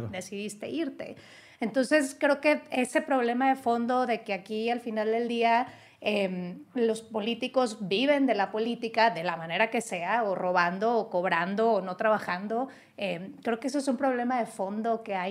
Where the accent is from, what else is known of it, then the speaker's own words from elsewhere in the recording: Monterrey, Nuevo León, Mexico; en Nuevo León, mi tierra, en la Sultana del Norte